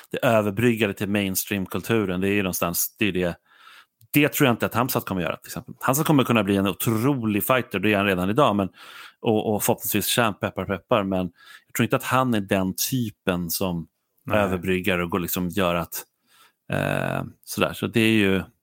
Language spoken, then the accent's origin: Swedish; Sweden; som svensk åskådare